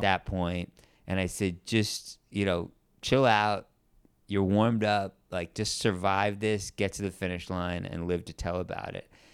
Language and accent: English; New York, United States; I grew up in New York